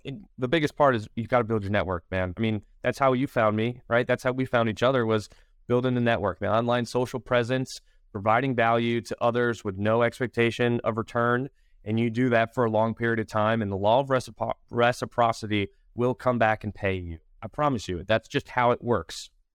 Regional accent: Bridgeport, Connecticut, United States; moved away as an adult; also born or lived in Manhattan, New York / Charlotte, North Carolina; now in Wilmington, United States; I'm originally from Connecticut, Bridgeport, Connecticut

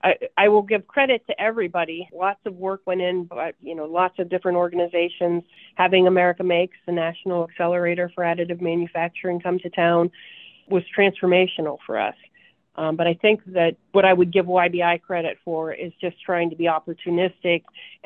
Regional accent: Appalachia, United States; accent: southern; But when I was going to college at Kent State, my roommate who was from Cleveland laughed at my southern accent.

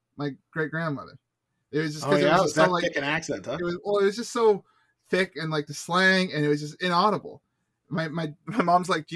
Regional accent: Canada; accent: Canadian; also born or lived in Windsor; call my accent lowbrow. Now, I don't know if she was I don't know if she was lumping all Canadians or just mine

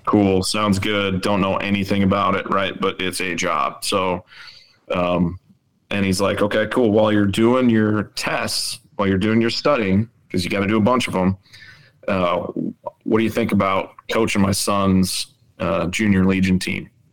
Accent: Rapid City, South Dakota, United States; moved away as an adult; I grew up in Rapid City

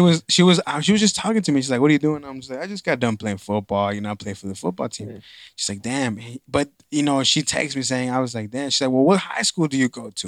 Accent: Dallas, Texas, United States; I grew up in East Dallas

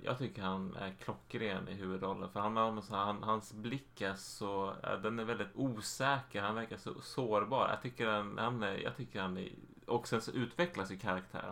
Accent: Sweden

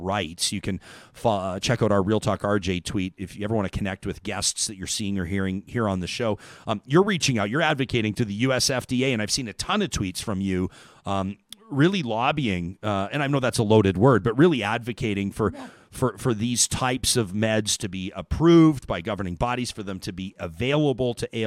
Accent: Calgary, Alberta, Canada; I grew up in Calgary

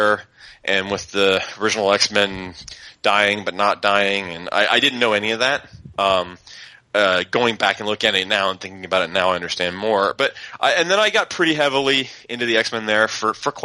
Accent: Ohio, United States; we had a place in my hometown called Bernie's Booze and News. It was basically half newsstand, half liquor store. And that's the only place in town that sold comics in my little small town in Ohio.

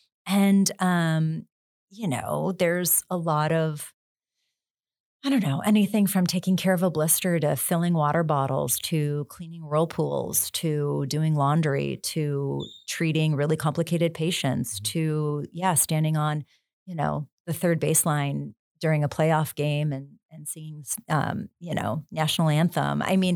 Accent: Buffalo, New York, United States; Like who growing up in Buffalo didn't want to work for the Buffalo Bills, right? We all did.

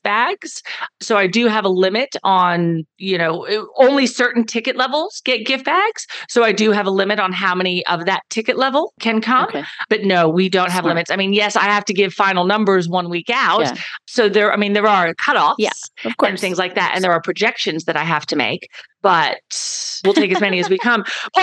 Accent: Dallas, Texas, United States; accent: American; moved away as an adult; now in Perth, Australia; I'm from Dallas

